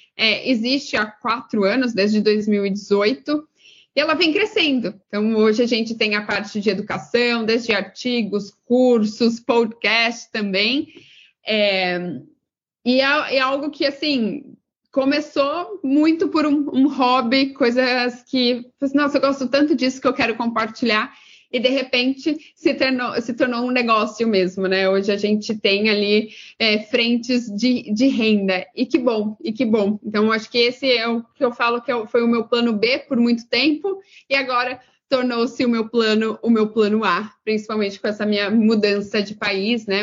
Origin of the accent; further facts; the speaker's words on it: Pedreira, São Paulo, Brazil; moved away as an adult; now in Los Angeles, United States; Sou de uma cidade do interior de São Paulo chamada Pedreira, tem 45 mil habitantes